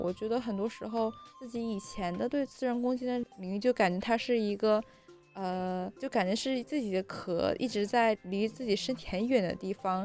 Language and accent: Chinese; Shenzhen, Guangdong, China; moved away; 我深圳长大